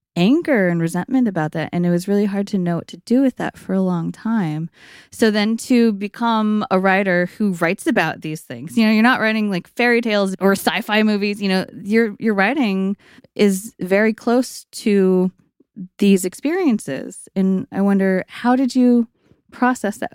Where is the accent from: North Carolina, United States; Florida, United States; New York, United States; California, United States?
California, United States; East Bay; I also grew up in East Bay